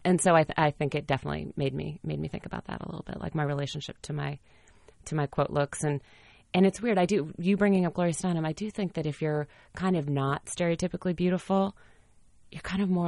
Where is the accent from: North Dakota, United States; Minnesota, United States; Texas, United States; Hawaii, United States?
North Dakota, United States; Fargo; I'm from Fargo, North Dakota, and this pageant I was in when I was a teenager